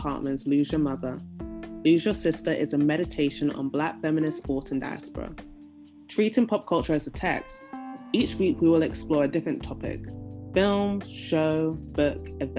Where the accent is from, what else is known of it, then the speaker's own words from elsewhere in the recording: London, United Kingdom; moved away; I was like used to being a Londoner again.